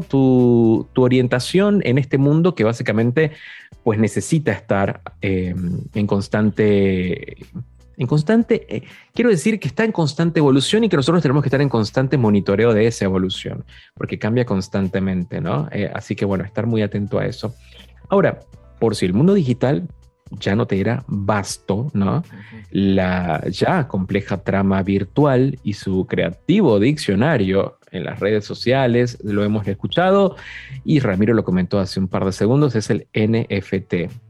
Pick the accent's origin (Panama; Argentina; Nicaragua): Argentina; yo soy argentino